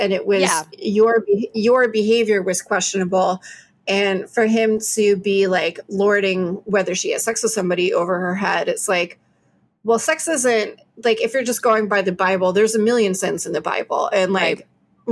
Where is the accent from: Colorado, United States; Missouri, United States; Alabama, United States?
Alabama, United States; we're from Alabama. We were raised Southern Baptist